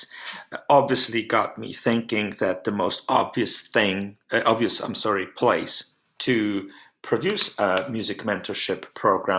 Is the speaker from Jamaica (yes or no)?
no; Poland; also born or lived in United States / France / Prague; now in Canada; I'm originally from Poland